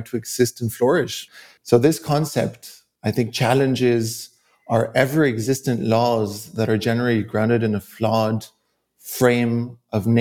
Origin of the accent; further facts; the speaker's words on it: Mexico; moved away; I grew up seeing this on a day-to-day basis in Mexico